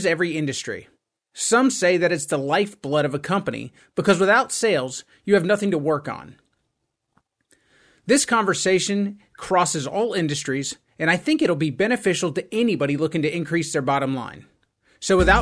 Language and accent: English; United States; I grew up in the United States of America